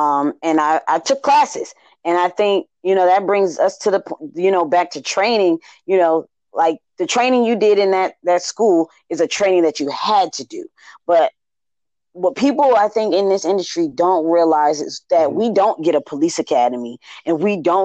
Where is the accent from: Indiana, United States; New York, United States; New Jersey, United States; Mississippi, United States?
New York, United States; Buffalo; now in Baltimore, United States; I'm from Buffalo, New York. So snow is a thing that I ran away from.